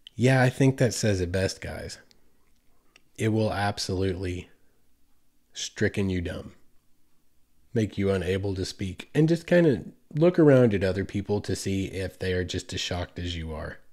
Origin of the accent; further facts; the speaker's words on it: United States; Growing up in America